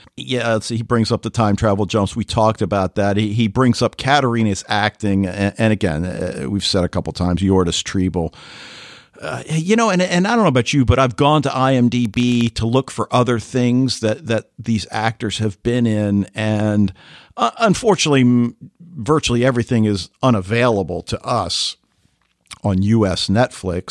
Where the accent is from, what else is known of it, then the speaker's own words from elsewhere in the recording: United States; as Americans